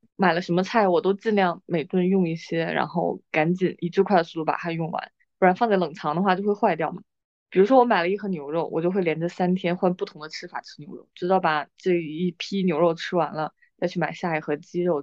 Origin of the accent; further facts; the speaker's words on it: northern China, China; moved away as an adult; also born or lived in Guangdong; 我在北方长大的时候